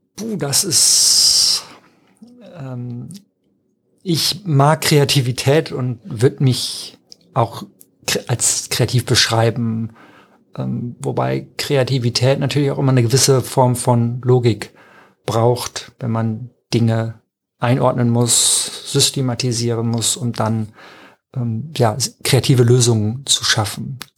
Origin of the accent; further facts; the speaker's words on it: Emsland, Lower Saxony, Germany; ich bin im Emsland groß geworden, das ist sehr nah an Ostfriesland.